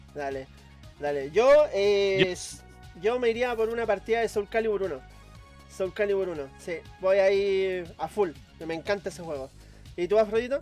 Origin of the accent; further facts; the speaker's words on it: Valparaíso, Chile; yo soy de Valparaíso